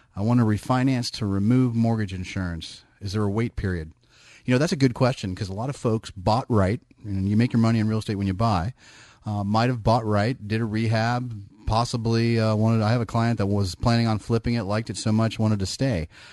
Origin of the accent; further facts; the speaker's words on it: Bay Area, California, United States; I'm born and bred in the Bay Area.